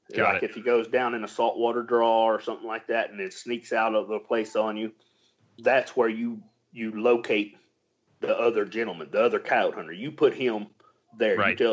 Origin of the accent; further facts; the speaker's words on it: Texas, United States; We don't worry about that COVID down here. We're from Texas.